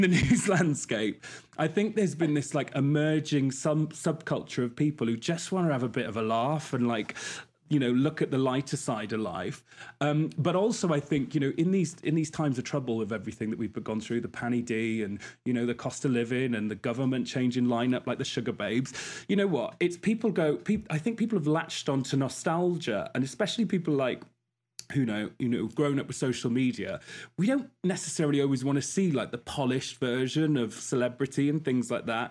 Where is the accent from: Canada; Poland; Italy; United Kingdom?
United Kingdom; Wales; I'm not Scouse, as we thought. I'm from Wales